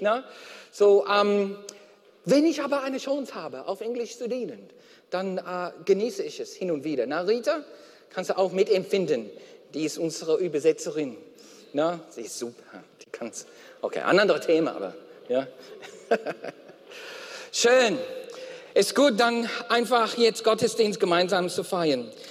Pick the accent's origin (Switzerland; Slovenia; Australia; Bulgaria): Australia; German is a second language; now in Germany; aus Australien, wo ich herkomme